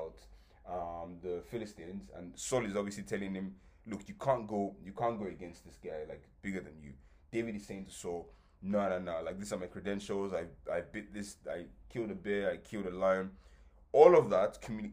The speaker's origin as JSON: {"language": "English", "town": "Ibadan", "region": "Oyo", "country": "Nigeria", "said": "I'm from Ibadan, I'm from Oyo State."}